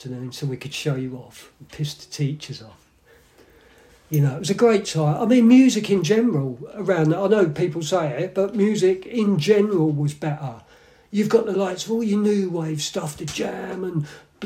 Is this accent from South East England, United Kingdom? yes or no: yes; Milton Keynes, South East England, United Kingdom; Bletchley, Milton Keynes.